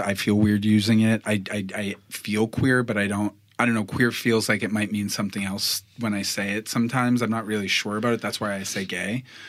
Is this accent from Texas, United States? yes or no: no; Boston, Massachusetts, United States; moved away as an adult; now in New York City, United States; I was born in Boston, Massachusetts, to my parents